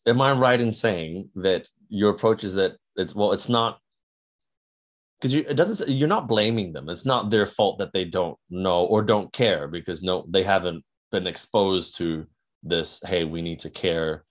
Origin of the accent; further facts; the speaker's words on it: New Zealand; I come from New Zealand